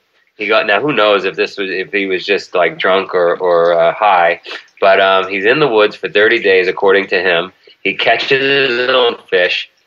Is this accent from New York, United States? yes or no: yes; New York City, New York, United States; I grew up in Queens, and the neighborhood I grew up in was organized crime capital of the world.